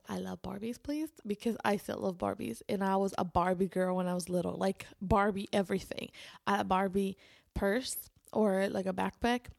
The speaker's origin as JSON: {"language": "English", "country": "Spain", "tie": "born or raised there", "said": "I was raised in Spain"}